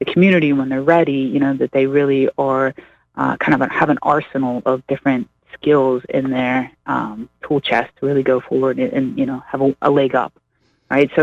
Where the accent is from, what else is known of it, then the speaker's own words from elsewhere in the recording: Pittsburgh, Pennsylvania, United States; now in Springfield, United States; I come from the East Coast, originally out of Pittsburgh